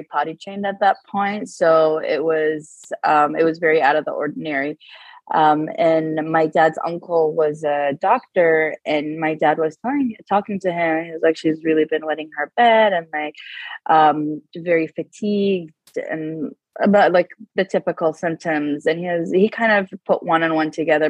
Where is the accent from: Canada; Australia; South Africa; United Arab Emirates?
United Arab Emirates; Abu Dhabi; moved away as an adult; also born or lived in Dubai; now in California, United States; I was born and raised in Abu Dhabi